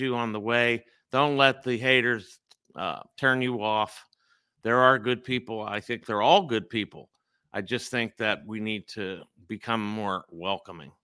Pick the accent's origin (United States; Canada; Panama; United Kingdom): United States; Pittsburgh, Pennsylvania; I'm in Pittsburgh. This is my hometown where I grew up